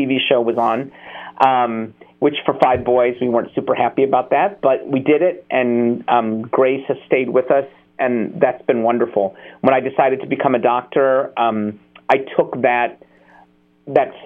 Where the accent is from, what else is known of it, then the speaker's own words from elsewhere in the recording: United States; I was born in America